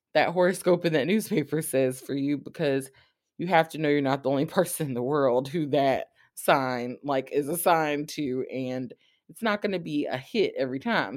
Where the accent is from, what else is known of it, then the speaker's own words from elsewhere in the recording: Savannah, Georgia, United States; I'm from Savannah